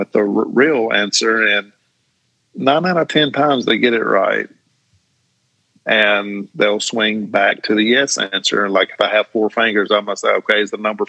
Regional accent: Tucker's Crossroads, Tennessee, United States; I grew up in the Tucker's Crossroads community

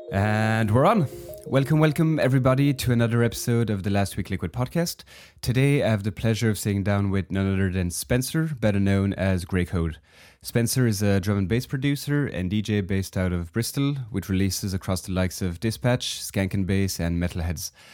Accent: Belgium; moved away as an adult; also born or lived in Hong Kong; we moved with my wife from Belgium where I'm from

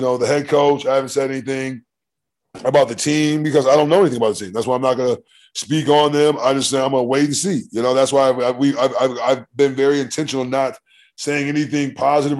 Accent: Michigan, United States; we're both from Michigan, and my dad played at Michigan State.

